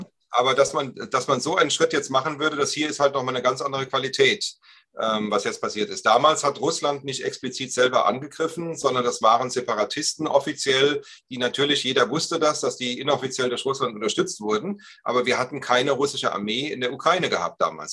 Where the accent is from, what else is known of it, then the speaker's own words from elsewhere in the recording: Germany; wir Deutschen